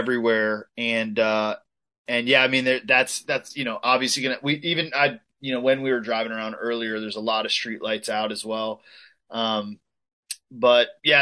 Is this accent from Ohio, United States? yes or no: yes; Ohio, United States; now in Tampa, United States; I was actually from Ohio